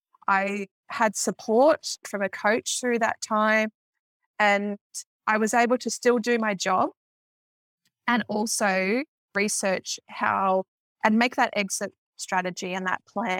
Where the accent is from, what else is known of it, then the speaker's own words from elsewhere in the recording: Victoria, Australia; I'm from Victoria